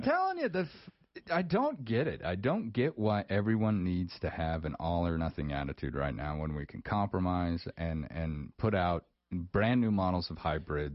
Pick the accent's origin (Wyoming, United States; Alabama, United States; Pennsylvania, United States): Wyoming, United States; rural; those of us who've kind of grown up in in rural Wyoming our whole lives